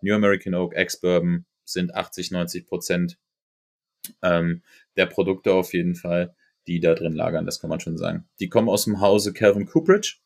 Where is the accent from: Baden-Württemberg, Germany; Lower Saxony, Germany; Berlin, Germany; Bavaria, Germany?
Berlin, Germany; ich bin Berliner